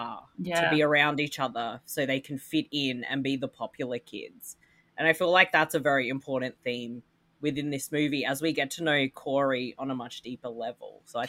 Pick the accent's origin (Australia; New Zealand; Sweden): Australia; Adelaide, South Australia; moved away as an adult; now in Melbourne, Australia; I've lived, born and raised in Adelaide and moved to Melbourne in my mid-20s.